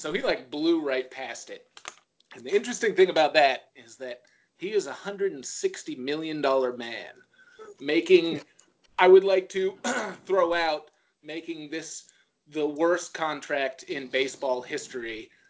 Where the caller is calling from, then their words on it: Brooklyn, New York, United States; I am broadcasting live from Brooklyn, New York, as per usual.